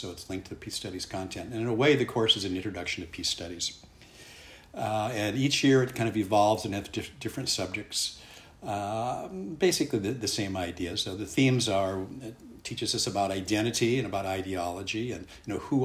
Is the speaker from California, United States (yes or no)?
yes; Santa Ana, California, United States; moved away as an adult; also born or lived in Illinois / Iowa / San Francisco Bay Area; I was born and raised in Santa Ana, California